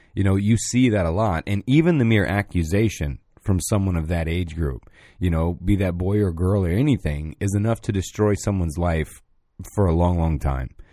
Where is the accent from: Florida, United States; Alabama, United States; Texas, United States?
Florida, United States; Pine Hills; I'm from Pine Hills